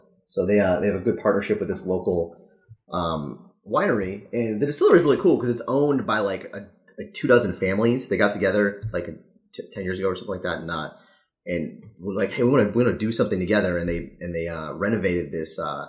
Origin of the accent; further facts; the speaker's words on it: Daytona Beach, Florida, United States; now in Chicago, United States; I'm from Daytona